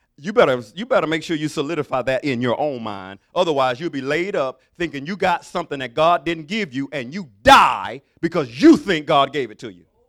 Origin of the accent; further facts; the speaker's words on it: Alabama, United States; I'm from Alabama.